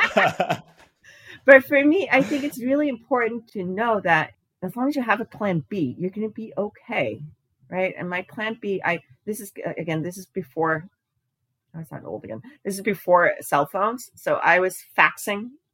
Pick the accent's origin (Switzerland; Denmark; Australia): Denmark; moved away as an adult; now in United States; I grew up in Denmark. I ended up moving to a different continent, and I live in the U.S.